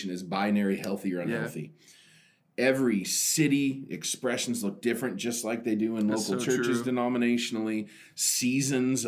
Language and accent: English; Oregon, United States; I'm from Oregon